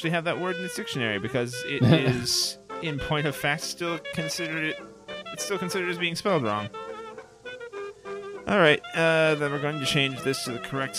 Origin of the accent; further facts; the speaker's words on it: United Kingdom; This is us being British right here.